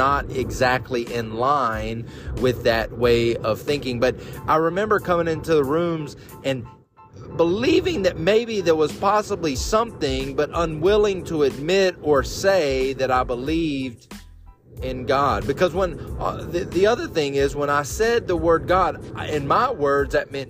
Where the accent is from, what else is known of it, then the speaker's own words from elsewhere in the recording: Bible Belt, the South, United States; I was raised in the South, deep in the Bible Belt